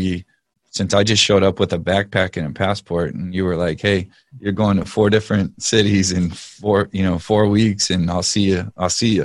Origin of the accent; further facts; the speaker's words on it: Texas, United States; I'm from Texas